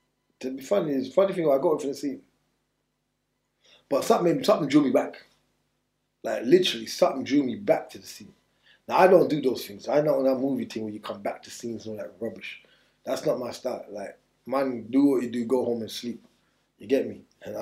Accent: Jamaica; I've always walked on a knife when I was growing up in Jamaica, even over here.

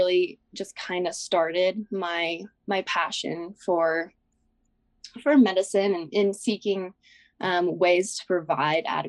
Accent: Wyoming, United States; So I'm from Wyoming.

